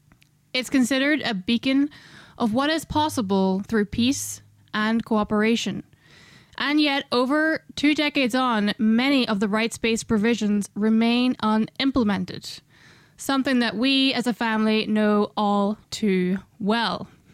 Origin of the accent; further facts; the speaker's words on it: Northern Ireland, United Kingdom; an Irish citizen born in Northern Ireland